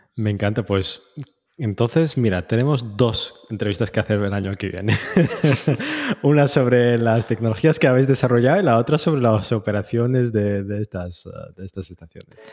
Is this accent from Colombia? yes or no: no; Tetouan, Tanger-Tetouan-Al Hoceima, Morocco; un hombre de no, norte de Marruecos